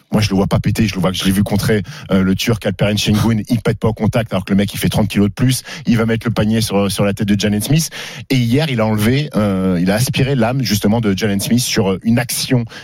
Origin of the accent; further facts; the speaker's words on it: France; Mais nous, on aime ça parce qu'on